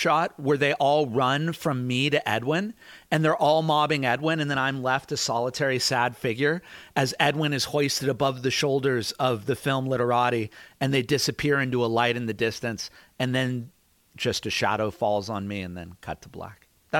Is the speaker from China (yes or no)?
no; Ireland; I mean, I'm Irish. The way we show love to each other is by making fun of each other.